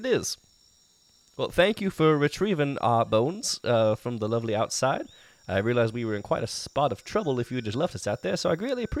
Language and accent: English; Arkansas, United States; where I grew up in Arkansas